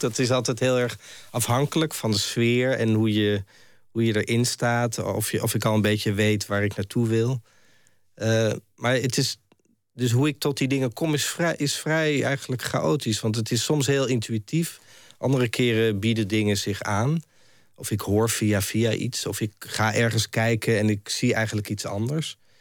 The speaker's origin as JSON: {"language": "Dutch", "town": "Amsterdam", "region": "North Holland", "country": "Netherlands", "tie": "born or raised there", "said": "ik kom uit Amsterdam, ik ben daar geboren en ik heb er ja, veel gewoond."}